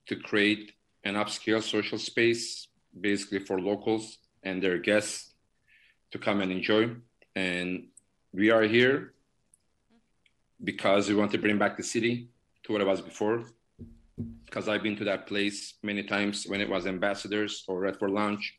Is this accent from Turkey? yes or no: yes; Turkey; moved away as an adult; now in United States; I'm from Turkey